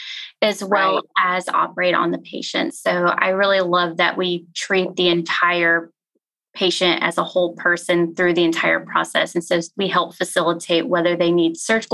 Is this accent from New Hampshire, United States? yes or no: no; Pleasanton, Texas, United States; also born or lived in Galveston, Texas / Memphis, Tennessee; now in Fort Worth, United States; I grew up in a town called Pleasanton, which is about 30 minutes south of San Antonio.